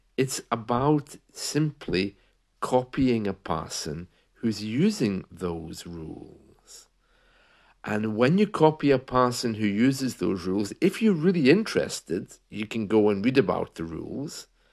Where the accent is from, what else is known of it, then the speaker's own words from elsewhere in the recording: United Kingdom; we're British